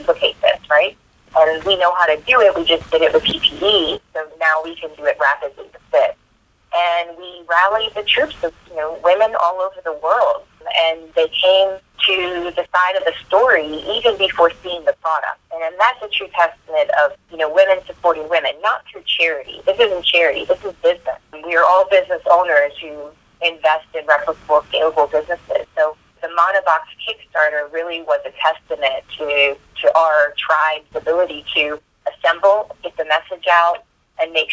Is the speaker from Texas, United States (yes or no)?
no; Hawaii, United States; I grew up in Hawaii